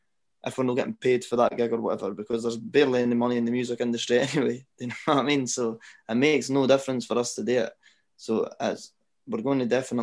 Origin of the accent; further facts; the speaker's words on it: Scotland, United Kingdom; it's good being Scottish now, because like you say, the Scottish scene is thriving